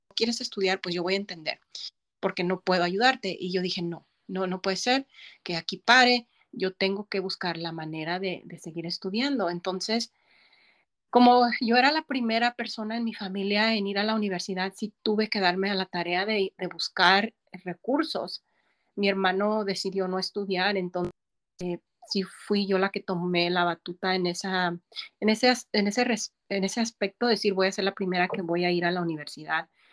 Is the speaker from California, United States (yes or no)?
yes; Pacoima, California, United States; also born or lived in Mexico; now in Los Angeles, United States; crecí en Pacoima